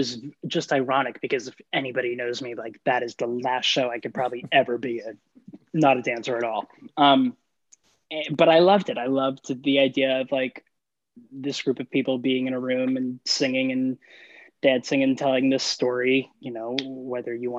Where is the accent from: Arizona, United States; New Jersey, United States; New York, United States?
New Jersey, United States; I was born in New Jersey